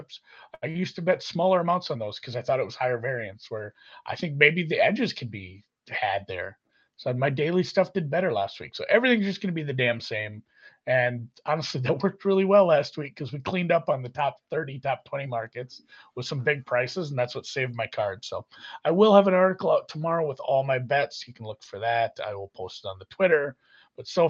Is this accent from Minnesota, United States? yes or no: yes; Minnesota, United States; I'm from Minnesota